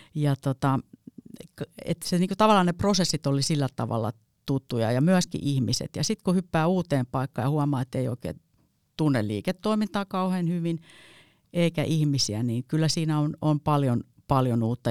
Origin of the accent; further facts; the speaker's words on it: Heinola, Päijät-Häme, Finland; Mä oon Heinolasta kotosin